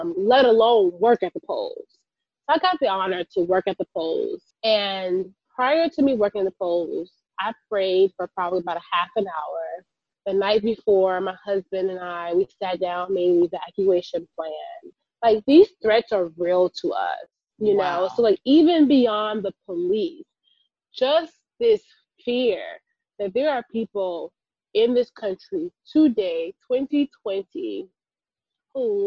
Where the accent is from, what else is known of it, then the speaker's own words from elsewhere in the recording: California, United States; California, my home state